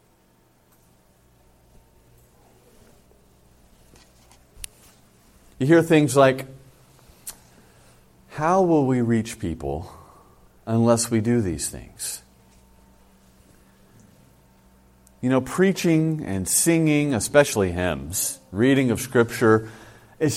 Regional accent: California, United States; moved away; I come from California

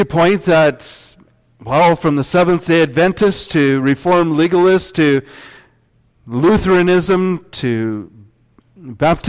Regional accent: Northwest Iowa, United States; I grew up in Northwest Iowa.

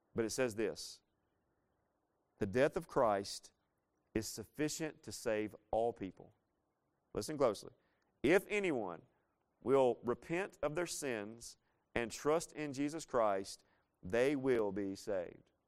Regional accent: Laurel, Mississippi, United States; moved away; I'm originally from Laurel, Mississippi.

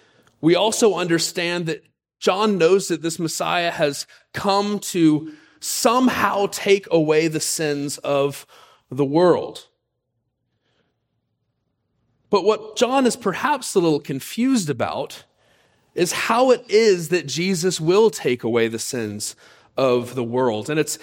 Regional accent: Pensacola, Florida, United States; For those who have heard our story, you know that I grew up in Pensacola, Florida. Spent my high school years there.

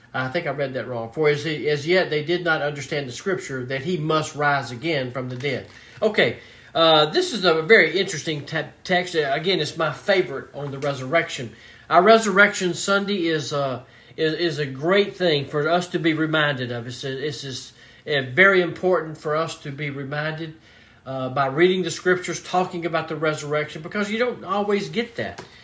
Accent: Mobile, Alabama, United States; I was born and raised in Mobile, Alabama

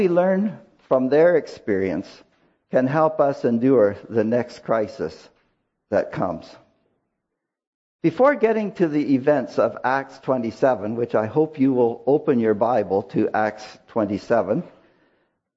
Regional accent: Canada; help us as Canadian citizens

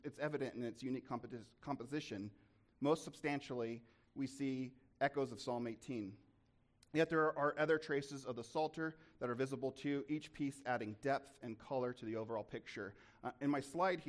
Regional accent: Dodge City, Kansas, United States; working in Dodge City, Kansas, the city we grew up in, it's a relatively small town

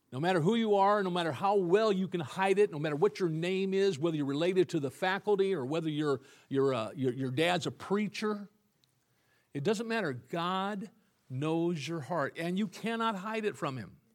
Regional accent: Illinois, United States; moved away; I was from Illinois

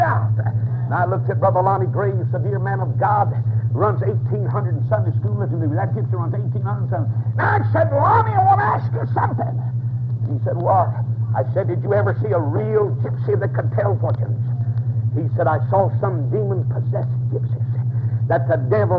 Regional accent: Atlanta, Georgia, United States; I'm from Atlanta

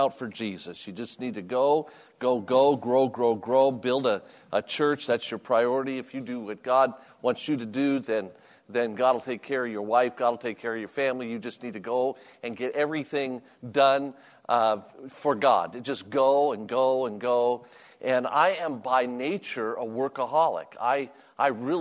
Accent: Las Vegas, Nevada, United States; also born or lived in Virginia; I was born and raised in Las Vegas

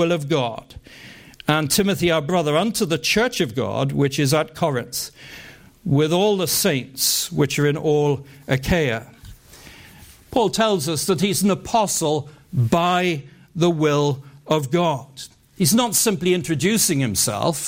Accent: United Kingdom; growing up in the United Kingdom

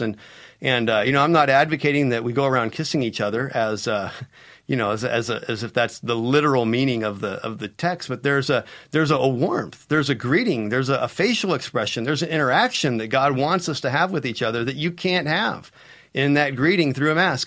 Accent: United States; As an American

